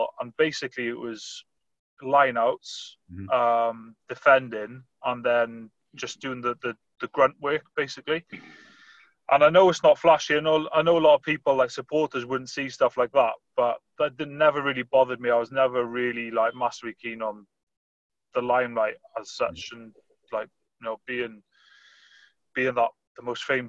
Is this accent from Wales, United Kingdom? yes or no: yes; Pembrokeshire, West Wales, United Kingdom; moved away as an adult; also born or lived in Bath / Japan; So I grew up in Pembrokeshire in West Wales, just like a small village.